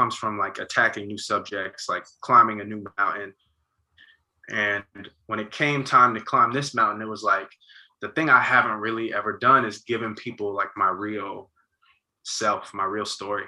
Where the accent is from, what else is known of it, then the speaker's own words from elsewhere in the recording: Montclair, New Jersey, United States; being from Montclair, about being from Jersey